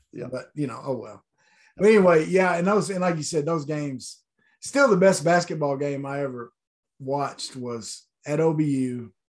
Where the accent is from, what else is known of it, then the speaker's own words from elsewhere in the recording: Greenbrier, Arkansas, United States; we grew up in Greenbrier